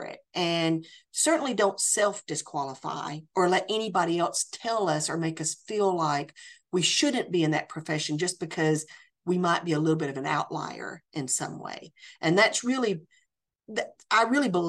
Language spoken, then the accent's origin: English; Tennessee, United States; moved away as an adult; also born or lived in France; I absolutely love my home state of Tennessee, and I feel very, very blessed to be back in my home state